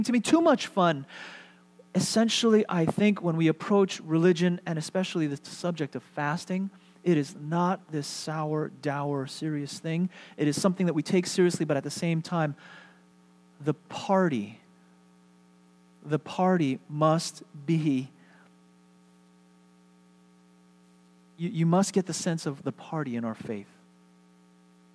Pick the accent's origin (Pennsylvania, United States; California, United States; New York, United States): New York, United States; moved away as an adult; The church, the Korean ethnic church that I grew up in New York was a place that shaped me